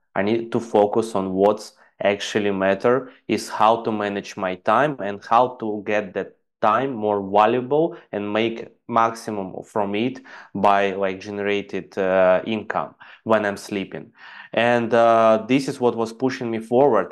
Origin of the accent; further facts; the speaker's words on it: Ukraine; English is a second language; moved away as an adult; also born or lived in Dubai; I'm basically from Ukraine and I went to Dubai to earn some